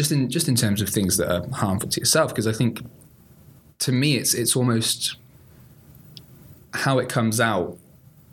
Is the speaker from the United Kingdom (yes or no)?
yes; Bath, South West England, United Kingdom; moved away as an adult; now in Cardiff, United Kingdom; I'm originally from the lovely Bath, but the part of Bath that says Bath